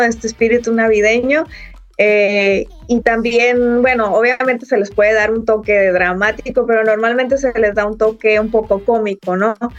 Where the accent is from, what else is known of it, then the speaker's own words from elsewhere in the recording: Sonora, Mexico; now in Mexico City, Mexico; yo soy de Sonora